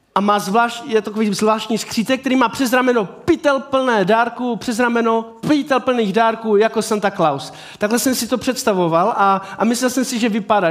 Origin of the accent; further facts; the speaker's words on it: Havířov, Moravian-Silesian Region, Czechia; já jsem z Havířova